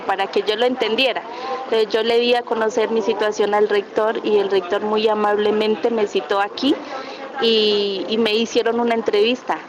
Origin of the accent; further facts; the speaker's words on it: Cauca, Colombia; moved away as an adult; now in Armenia, Colombia; uno dice que viene el departamento del Cauca porque nos dicen que somos guerrilleros